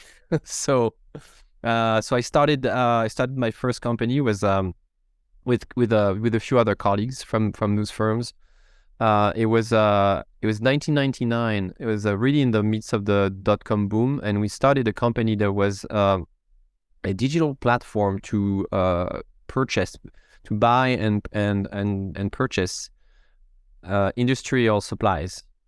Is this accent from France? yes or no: yes; France; English is a second language; moved away as an adult; now in Seattle, United States; You may hear a little bit of an accent it's because I'm from France.